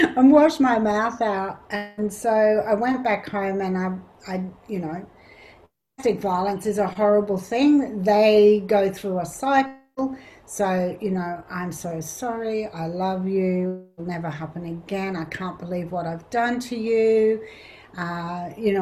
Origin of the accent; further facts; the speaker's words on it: Canberra, Australian Capital Territory, Australia; I grew up in Canberra